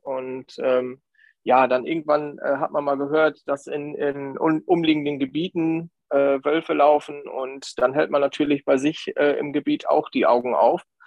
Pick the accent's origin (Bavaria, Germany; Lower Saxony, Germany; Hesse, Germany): Lower Saxony, Germany; County of Bentheim; Ich komme aus der Grafschaft Bentheim